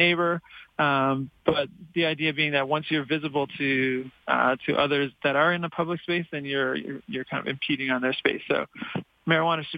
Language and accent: English; Canada; now in Colorado, United States; as a Canadian